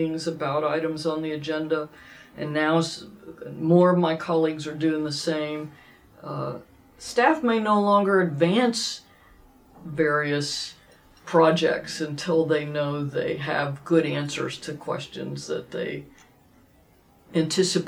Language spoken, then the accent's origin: English; Dallas, Texas, United States; who I grew up with in Dallas